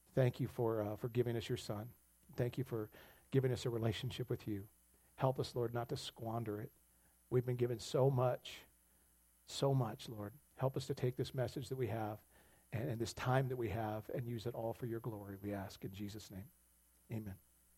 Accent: United States; as American Christians

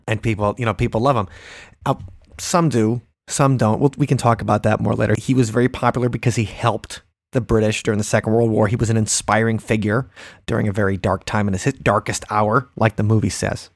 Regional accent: Big Bend, Wisconsin, United States; I grew up in Big Bend, Wisconsin, uh, that little dump in the southeast corner.

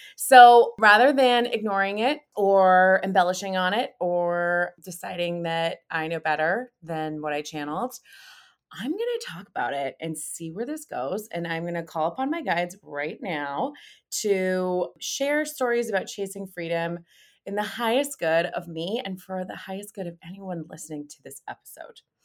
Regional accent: California, United States; I grew up in California

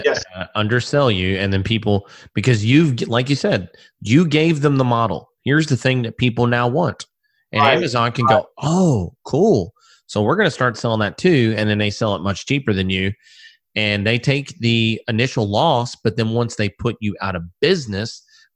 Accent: Louisville, Kentucky, United States; I grew up on Central Avenue there in Louisville.

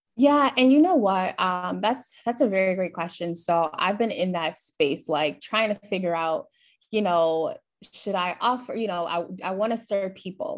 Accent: Flint, Michigan, United States; moved away as an adult; now in Dallas, United States; I'm originally from Flint, Michigan, moved to Dallas, Texas last year

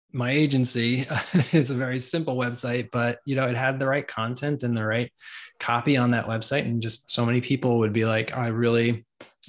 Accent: New York, United States; moved away as an adult; now in Atlanta, United States; I was from New York. We chose Atlanta.

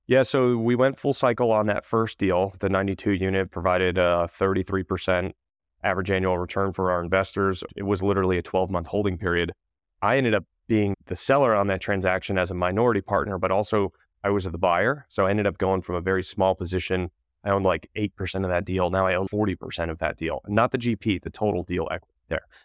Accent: Connecticut, United States; moved away as an adult; also born or lived in Wilmington, North Carolina / Manhattan / Charlotte; I'm originally from Connecticut

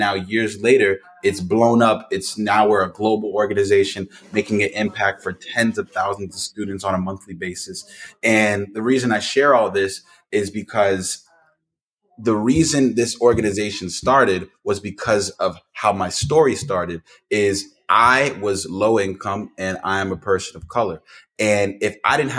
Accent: New Jersey, United States; I am from New Jersey

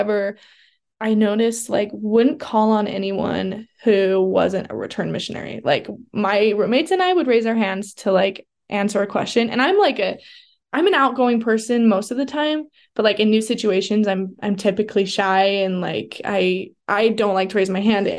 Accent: Southern Utah, United States; I grew up in Southern Utah, so I wasn't like in the Provo BYU bubble my whole life

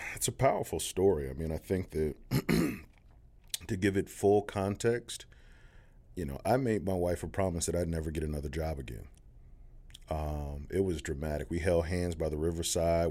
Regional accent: Decatur, Georgia, United States; also born or lived in Atlanta, Georgia; I was born on Boulevard, uh, but raised in the deck

